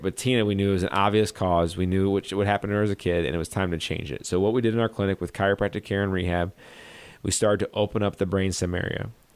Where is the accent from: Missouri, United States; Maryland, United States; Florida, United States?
Missouri, United States; St. Louis; I'm from Saint Louis. This is, uh, my stomping grounds.